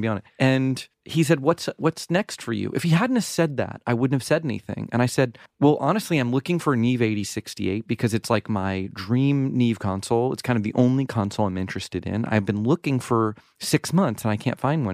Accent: the South, United States; I grew up in the South

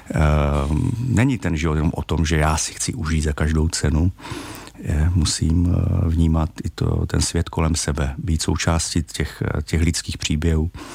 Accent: Czechia; jako Češi

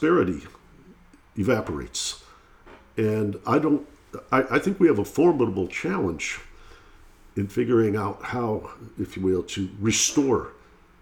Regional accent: Detroit, Michigan, United States; I grew up in Detroit, Michigan

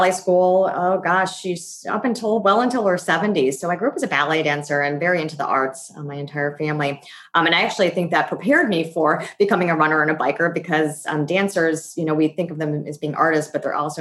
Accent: Worcester, Massachusetts, United States; I was born in Worcester, Massachusetts, about an hour outside of Boston.

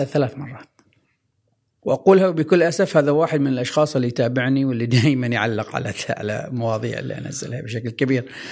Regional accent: Oman; عندنا في عمان

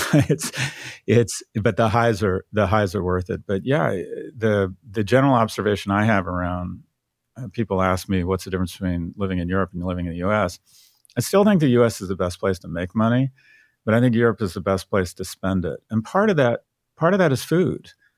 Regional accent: San Diego, California, United States; I was born in San Diego, but I didn't have any family around

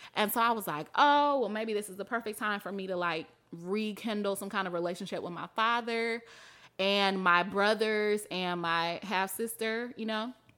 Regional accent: Mississippi, United States; moved away as an adult; also born or lived in Atlanta / New York; now in Chicago, United States; I'm from Mississippi where people get married super young

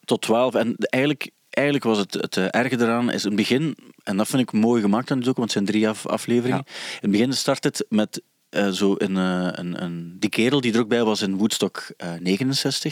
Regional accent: Sint-Niklaas, Flanders, Belgium; accent: Sint-Niklaas; Maar wat wij hebben, en dus Sint-Niklaas, dat is eigenlijk een heel modder accent. Ik, heb dat ook

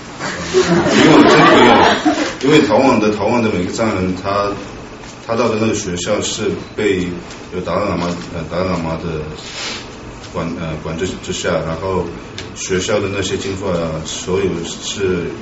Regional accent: Lhasa, Tibet, China; moved away; 我我是呢八八年在拉萨出生的，我父母我父母的话从安多，

